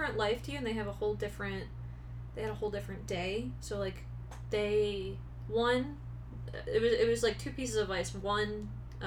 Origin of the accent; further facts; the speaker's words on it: East Coast, United States; moved away; I'm from the East Coast